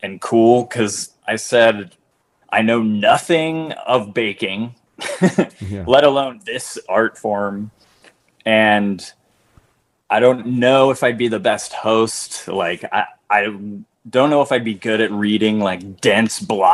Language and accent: English; Orange, California, United States; I grew up in Southern California